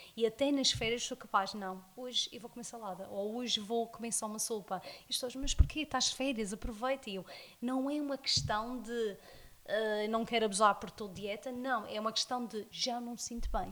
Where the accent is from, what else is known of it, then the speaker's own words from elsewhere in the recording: South Africa; first language English; Portuguese is a second language; moved away as an adult; now in Madeira, Portugal; nasci cá na Madeira, mas um, emigrei para a África do Sul, onde fiz toda a minha escola primária e a minha escola secundária toda lá.